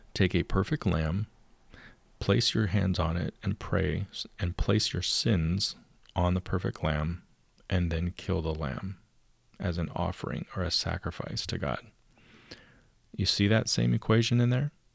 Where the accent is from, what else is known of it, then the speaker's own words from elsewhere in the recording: United States; my parents were from Canada, and I was born in the United States